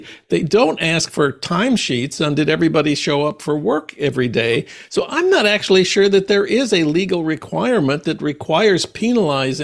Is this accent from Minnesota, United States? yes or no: yes; Minnesota, United States; my home state of Minnesota